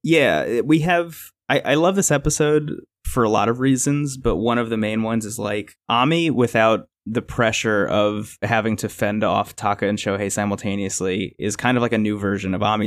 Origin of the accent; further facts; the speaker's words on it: New Jersey, United States; I grew up in New Jersey